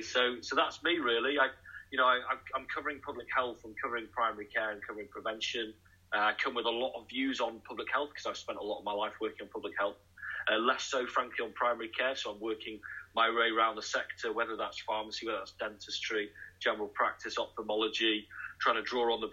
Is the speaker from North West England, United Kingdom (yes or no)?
yes; Manchester, North West England, United Kingdom; now in Nottingham, United Kingdom; I'm actually originally from Manchester myself